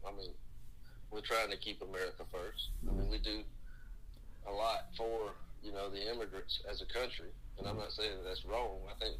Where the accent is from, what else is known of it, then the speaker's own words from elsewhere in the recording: the South, United States; where we're from the South